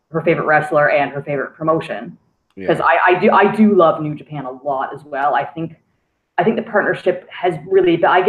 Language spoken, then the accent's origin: English; Canada; I'm Canadian.